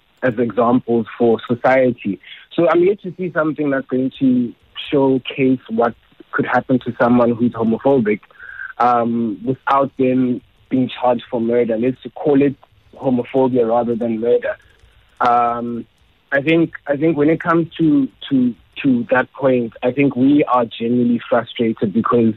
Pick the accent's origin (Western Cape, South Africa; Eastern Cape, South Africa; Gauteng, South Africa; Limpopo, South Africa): Eastern Cape, South Africa; I'm Xhosa, and I'm from the Eastern Cape